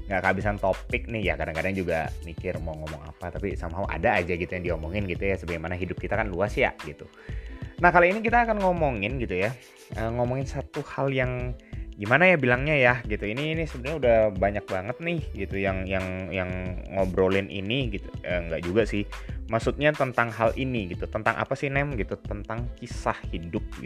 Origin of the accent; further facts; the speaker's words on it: West Java, Indonesia; now in Malang, Indonesia; Aku Sunda